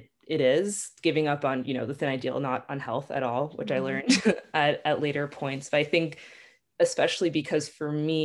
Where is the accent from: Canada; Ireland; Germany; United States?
United States; Long Island, New York; moved away as an adult; now in Israel; I'm originally from Long Island, but I've been living in Israel for the past 5 years or so